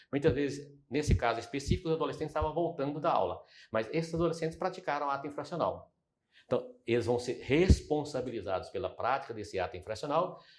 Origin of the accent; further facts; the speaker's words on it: Araguaína, Tocantins, Brazil; also born or lived in Goiânia; Portanto, quando nós saímos lá de Araguaína, que viemos mudar para Goiânia, eu fui morar, qual era o bairro de periferia? Setor Pedro Ludovico, da época, que era Macambira.